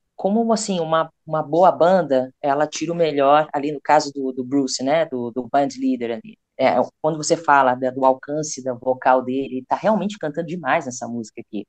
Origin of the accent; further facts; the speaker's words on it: Brazil; nós somos brasileiros